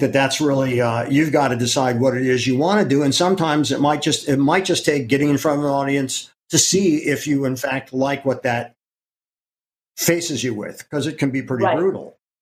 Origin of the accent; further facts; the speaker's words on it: Ohio, United States; moved away as an adult; now in New York City, United States; I'm from Ohio. But okay. I've lived in New York way, way longer